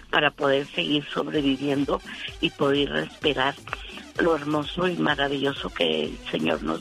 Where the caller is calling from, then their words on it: Denver, Colorado, United States; De Denver, Colorado.